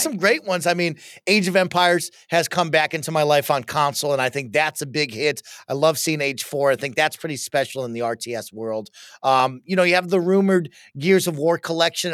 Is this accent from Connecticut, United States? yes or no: no; Denver, Colorado, United States; We are from Denver, Colorado, so we're also Broncos fans, but Dad is from Buffalo